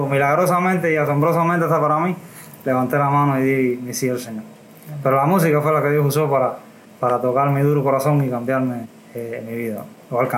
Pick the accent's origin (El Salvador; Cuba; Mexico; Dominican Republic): Cuba; Camajuaní, Villa Clara; Soy de Camajuaní.